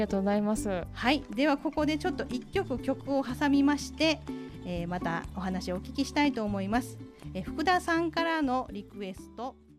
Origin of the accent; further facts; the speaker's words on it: Maizuru, Kyoto, Japan; moved away; 私が生まれ育った神崎